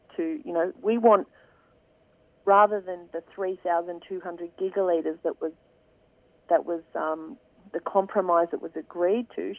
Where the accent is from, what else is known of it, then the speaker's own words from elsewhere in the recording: Swan Hill, Victoria, Australia; moved away; I was born in Swan Hill um, so I grew up there and have lived there for quite a bit of my life